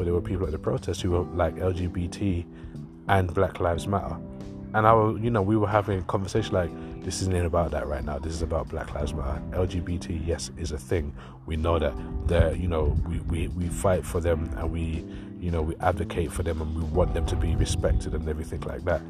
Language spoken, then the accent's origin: English; London, United Kingdom; I grew up in East London where racism was a thing